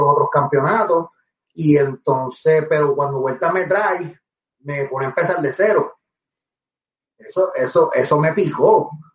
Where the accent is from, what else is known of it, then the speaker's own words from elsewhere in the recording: Guaynabo, Puerto Rico; also born or lived in Manatí; yo soy de Guaynabo